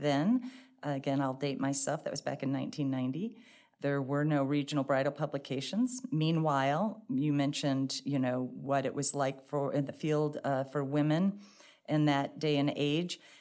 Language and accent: English; St. Louis, Missouri, United States; also born or lived in Dallas, Texas / Cambridge, Massachusetts; I grew up here in Saint Louis. I lived in Bridgeton